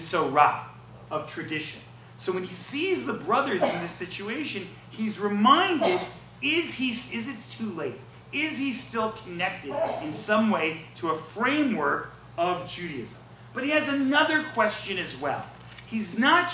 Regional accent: New York, United States; I'm from New York

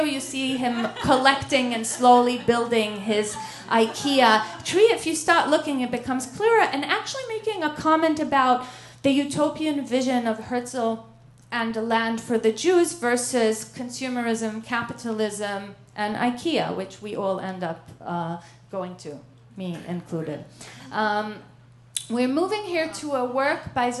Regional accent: Israel; I grew up on in Israel

